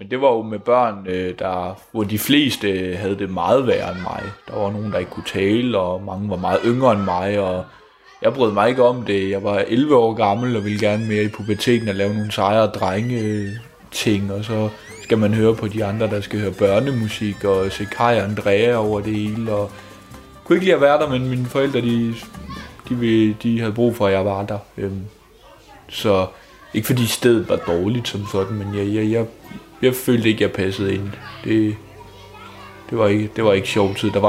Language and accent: Danish; Odense, Southern Denmark, Denmark; Jeg er fra Odense, Odense Midtby, den fine del af Odense.